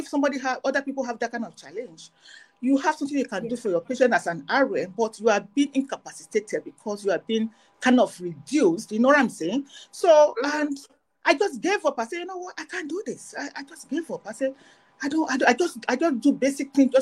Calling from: Canada; right now I'm calling from Canada. I live in Canada.

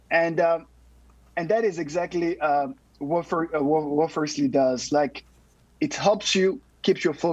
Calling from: San Antonio, Texas, United States; Oh, San Antonio, Texas.

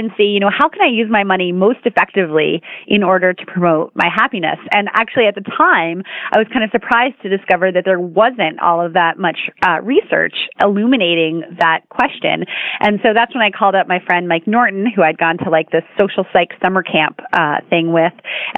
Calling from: Vancouver, British Columbia, Canada; I sure am. I'm in Vancouver where it is a cool and cloudy day.

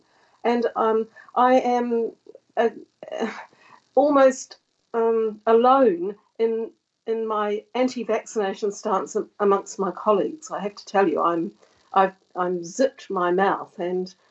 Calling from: Devon and Cornwall, South West England, United Kingdom; I'm calling from Devon and Cornwall.

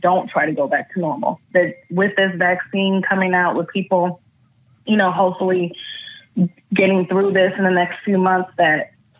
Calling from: California, United States; I'm calling from California.

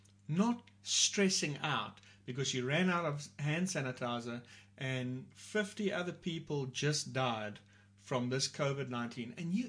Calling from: Port Elizabeth, Eastern Cape, South Africa; I'm talking here from South Africa. We're in a city called Port Elizabeth.

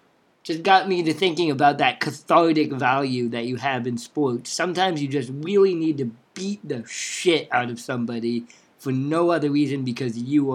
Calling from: Champaign, Illinois, United States; I'm coming in from Champaign, Illinois.

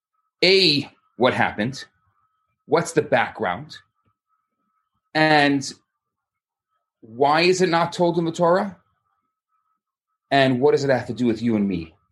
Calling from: Montreal, Quebec, Canada; Hi, everybody. … I'm coming from Montreal, Canada.

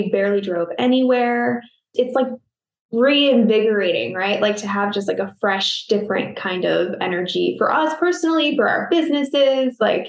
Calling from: Phoenix, Arizona, United States; I am in Phoenix, Arizona.

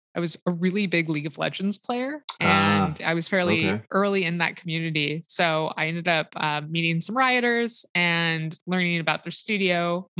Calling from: Seattle, Washington, United States; I'm calling in from Seattle, Washington.

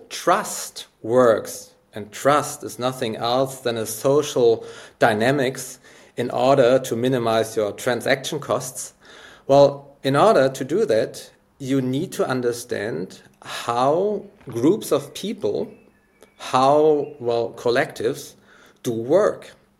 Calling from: Hamburg, Germany; I'm here from Hamburg in Germany

